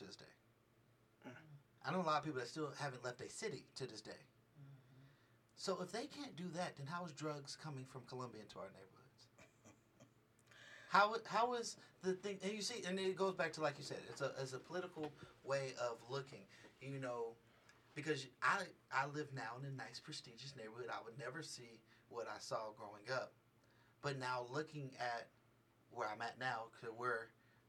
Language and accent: English; Richmond, California, United States; now in Las Vegas, United States; I come from Richmond, California